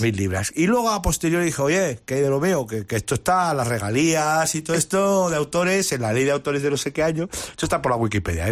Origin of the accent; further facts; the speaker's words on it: Madrid, Community of Madrid, Spain; en mi barrio, eh, en el barrio Hortaleza, donde, donde, donde, estoy muy vinculado y soy, soy de allí